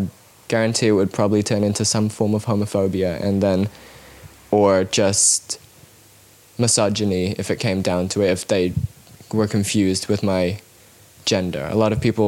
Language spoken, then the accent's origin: English; Cambodia; now in New Zealand; I grew up in Cambodia